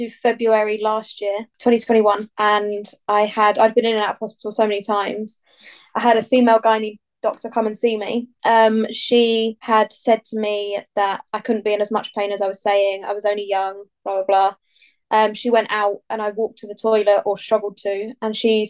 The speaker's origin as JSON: {"language": "English", "area": "Bedfordshire", "region": "East of England", "country": "United Kingdom", "said": "I'm from Bedfordshire"}